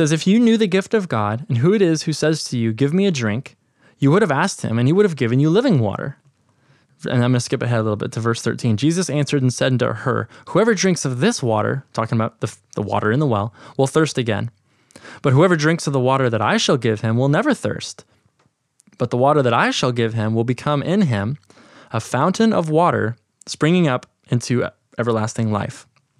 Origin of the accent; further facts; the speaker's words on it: Washington, United States; I'm from the Southwest Washington area, and we had the Columbia River.